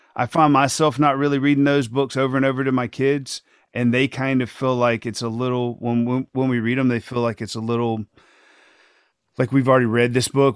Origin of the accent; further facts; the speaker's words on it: Thomaston, Georgia, United States; small world pre-K in Thomaston, Georgia, that's my hometown. That's where I grew up